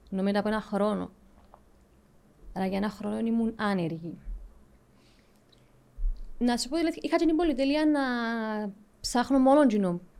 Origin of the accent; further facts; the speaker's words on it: Nicosia, Nicosia District, Cyprus; also born or lived in Southampton, England / Liverpool, England; από τη Λευκοσία. Ε, Μάλιστα. Ε, σπούδασα νομική στο Southampton, στην Αγγλία. Όταν τελείωσα, έκανα ένα πτυχιακό στο Λίβερπουλ, ναυτιλιακά.